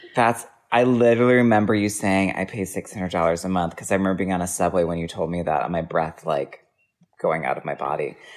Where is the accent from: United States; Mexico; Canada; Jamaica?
United States; Wisconsin